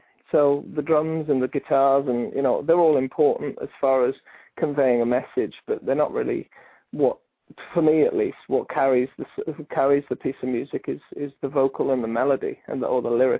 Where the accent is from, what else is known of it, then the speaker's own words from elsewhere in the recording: Cardiff, Wales, United Kingdom; accent: Welsh; also born or lived in Newport; I was born in Newport, but I was raised in Cardiff. So they're about 20 miles away from each other.